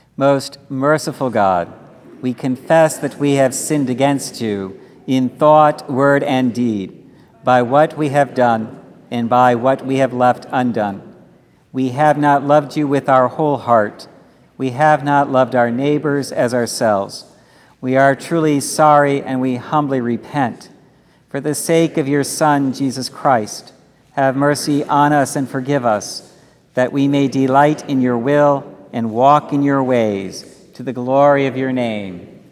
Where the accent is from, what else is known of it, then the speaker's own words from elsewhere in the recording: Dallas, Texas, United States; moved away; growing up in Dallas, every Sunday morning, all the children, as we gathered at the church